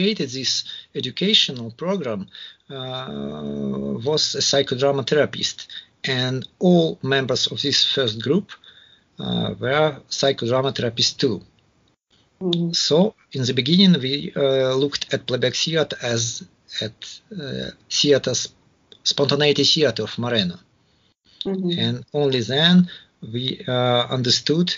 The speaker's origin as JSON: {"language": "English", "country": "Russia", "said": "I'm from Russia."}